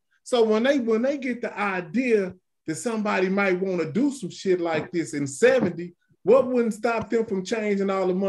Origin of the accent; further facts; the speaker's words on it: United States; I'm from America, right?